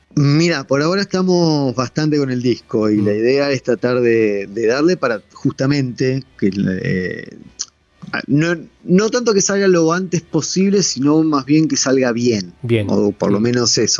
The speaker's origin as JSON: {"language": "Spanish", "region": "Neuquén", "country": "Argentina", "moved": "yes", "lives_now": "Buenos Aires, Argentina", "said": "nosotros tenemos base acá, pero somos neuquinos y vamos a seguir siéndolo eternamente"}